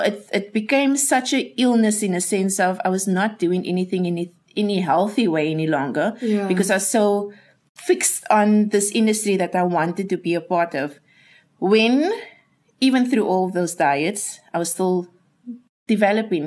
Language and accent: English; Cape Town, Western Cape, South Africa; I grew up in Mitchells Plain